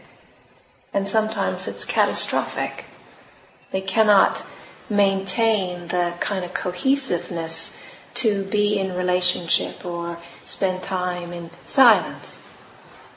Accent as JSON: {"language": "English", "region": "California", "country": "United States", "moved": "yes", "said": "I'm from California"}